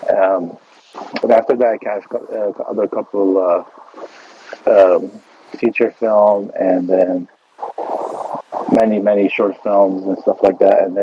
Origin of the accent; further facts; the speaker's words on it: Beirut, Beirut Governorate, Lebanon; now in United States; انا من بيروت لبنان